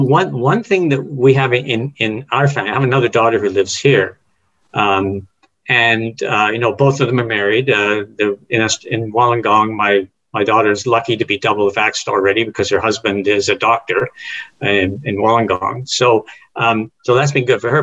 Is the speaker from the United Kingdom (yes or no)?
yes; England, United Kingdom; moved away; when I grew up in England, it's the local team